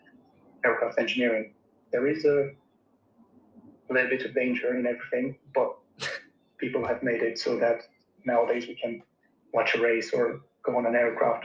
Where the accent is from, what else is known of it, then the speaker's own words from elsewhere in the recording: Romania; moved away as an adult; now in United Kingdom; I grew up in Romania